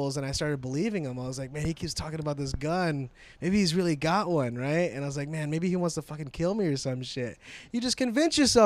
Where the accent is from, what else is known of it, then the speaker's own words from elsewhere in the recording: United States; also born or lived in Vancouver; I was born in America